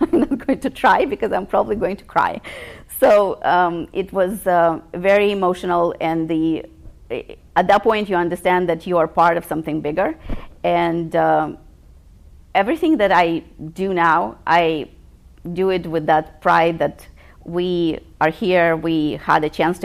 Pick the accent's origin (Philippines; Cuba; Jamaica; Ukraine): Ukraine; Western Ukraine; moved away as an adult; now in United States; I grew up in the Ukraine, in the western part of the Ukraine